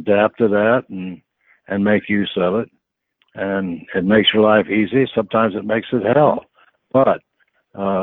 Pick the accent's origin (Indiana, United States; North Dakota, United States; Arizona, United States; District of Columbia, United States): Indiana, United States; Fort Wayne; I grew up in Fort Wayne, Indiana, out in the country, with the 8-party line for telephone